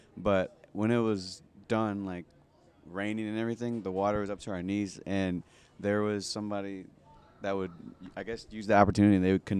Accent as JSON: {"language": "English", "town": "Victoria", "region": "Texas", "country": "United States", "lives_now": "Denton, United States", "said": "I'm from Victoria, Texas"}